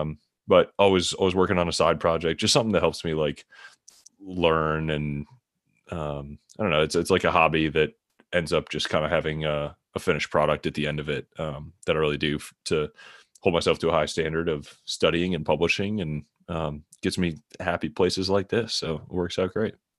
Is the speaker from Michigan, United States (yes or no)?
yes; just outside Detroit, Michigan, United States; moved away as an adult; also born or lived in San Francisco; now in Kansas City, United States; I grew up in, uh, Michigan, just outside Detroit